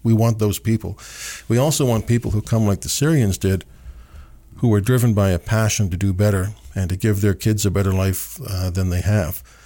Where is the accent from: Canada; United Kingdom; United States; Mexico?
Canada; as a Canadian